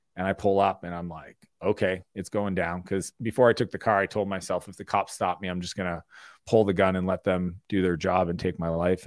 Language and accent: English; Moncton, New Brunswick, Canada; I grew up in Eastern Canada in a small town called Moncton, New Brunswick.